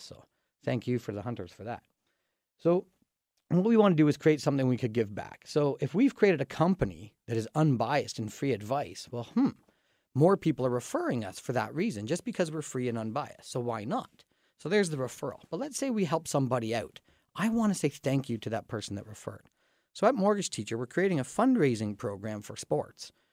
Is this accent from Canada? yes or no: yes; Dorchester, Ontario, Canada; we're from Dorchester